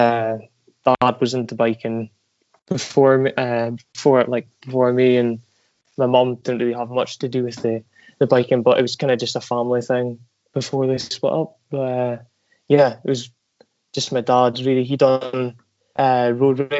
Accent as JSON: {"language": "English", "town": "Aberdeen", "region": "Scotland", "country": "United Kingdom", "tie": "born or raised there", "said": "I was born in Aberdeen, northeast of Scotland. And I've stayed here all my life"}